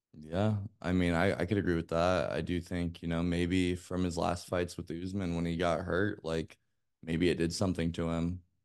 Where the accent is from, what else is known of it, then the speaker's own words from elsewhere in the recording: Las Vegas, Nevada, United States; I grew up in Las Vegas